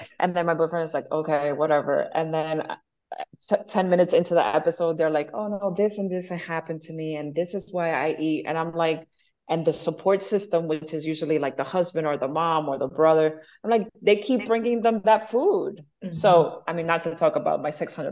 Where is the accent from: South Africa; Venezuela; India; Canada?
Venezuela; also born or lived in Bronx, New York, United States; now in Miami, United States; growing up in Venezuela, we were always by the beach.